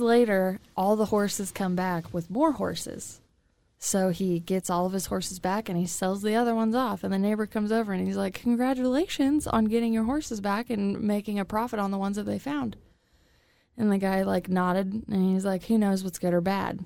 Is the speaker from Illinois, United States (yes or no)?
yes; Illinois, United States; also born or lived in Kansas City; now in Wichita, United States; I'm originally from Illinois, but I came from Kansas City when I moved to Wichita